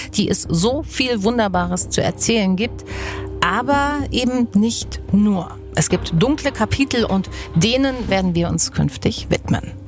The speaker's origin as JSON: {"language": "German", "region": "Baden-Württemberg", "country": "Germany", "tie": "born or raised there", "said": "bin gebürtige Südpartnerin und sehr mit dieser Region verwurzelt"}